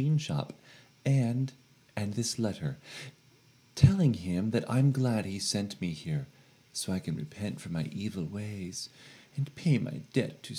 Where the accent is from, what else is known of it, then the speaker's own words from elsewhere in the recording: Florida, United States; growing up in Florida